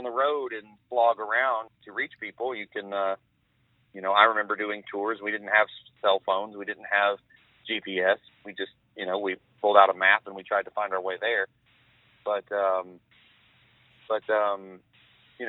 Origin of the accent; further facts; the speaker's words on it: Georgia, United States; I'm from Georgia.